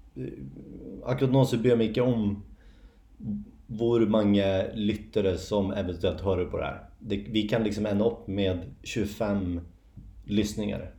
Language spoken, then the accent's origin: Swedish; Järna, Stockholm County, Sweden; jag är från Järna mm. utanför Stockholm